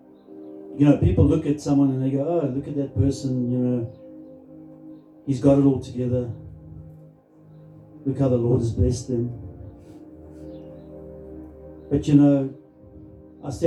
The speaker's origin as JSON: {"language": "English", "town": "Krugersdorp", "region": "Gauteng", "country": "South Africa", "tie": "born or raised there", "said": "I grew up in Krugersdorp, and it's a lovely place."}